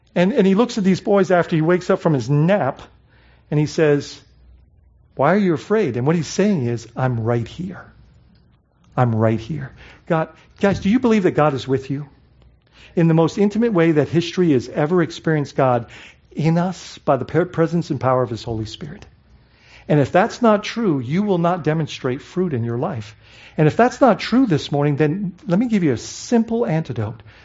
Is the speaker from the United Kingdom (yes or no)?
no; Bahamas; now in United States; I grew up in the Bahamas, so coming to the States was exciting